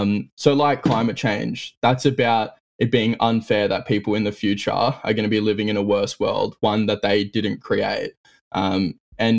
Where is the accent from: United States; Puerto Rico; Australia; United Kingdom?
Australia; as like Australian Republicans